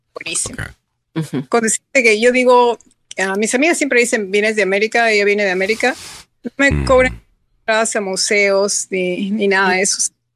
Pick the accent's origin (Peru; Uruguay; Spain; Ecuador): Peru; now in United States; soy americana legalmente, pero yo soy peruana.